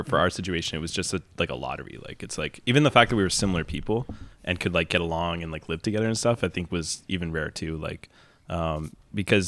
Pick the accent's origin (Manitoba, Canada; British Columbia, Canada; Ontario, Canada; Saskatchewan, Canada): Ontario, Canada; Kemptville; also born or lived in London, Ontario; now in Toronto, Canada; I grew up in a town called Kempville that was when I moved there, it was like 1,000 people.